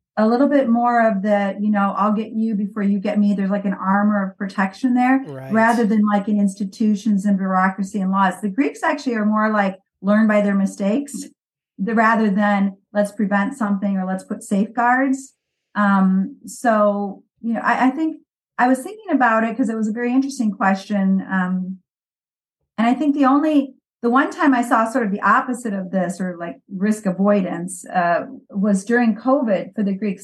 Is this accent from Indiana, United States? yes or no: yes; Valparaiso, Indiana, United States; moved away as an adult; now in Greece; I grew up in Valparaiso